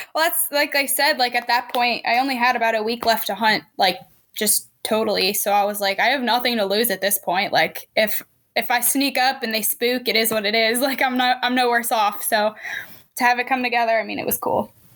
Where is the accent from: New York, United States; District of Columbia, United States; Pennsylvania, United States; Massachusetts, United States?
Pennsylvania, United States; moved away as an adult; also born or lived in Missouri; now in Kansas, United States; I am originally from Pennsylvania